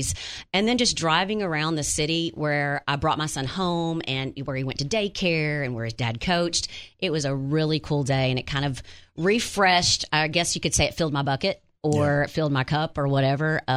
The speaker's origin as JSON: {"language": "English", "town": "Wynne", "region": "Arkansas", "country": "United States", "tie": "born or raised there", "moved": "yes", "said": "Went to my hometown yesterday, Wynn"}